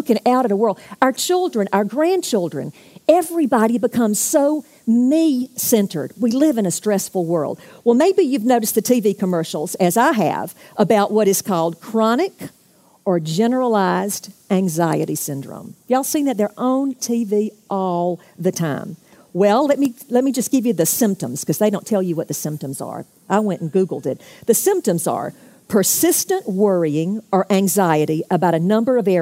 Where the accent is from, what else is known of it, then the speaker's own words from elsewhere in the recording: Jacksonville, Florida, United States; I'm from Jacksonville